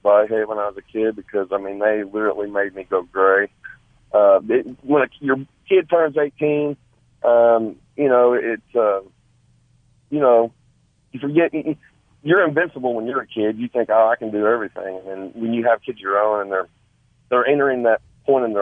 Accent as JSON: {"language": "English", "town": "Tulsa", "region": "Oklahoma", "country": "United States", "tie": "born or raised there", "also_born_or_lived": "Sand Springs, Oklahoma", "moved": "as an adult", "lives_now": "Morris, United States", "said": "I'm actually from the Sand Springs area. I grew up on the west side of Tulsa. I moved to Morris in 2008."}